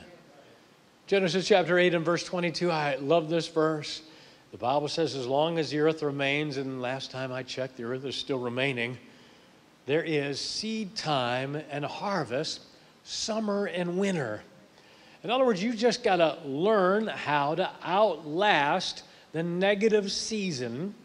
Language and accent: English; Akron, Ohio, United States; now in Tennessee, United States; I'm originally from up north. I'm from Akron, Ohio, so I grew up where it snowed